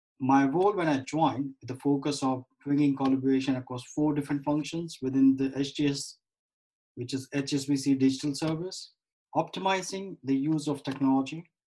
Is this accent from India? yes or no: yes; India; I was born and raised in India in the family of accommodations.